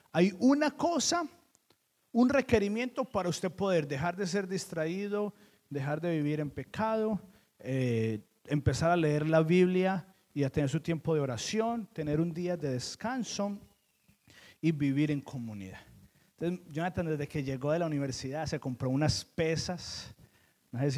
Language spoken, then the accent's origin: Spanish; Colombia; Yo le decía a Keren, usted vino de un pueblito de México y yo vine de Colombia.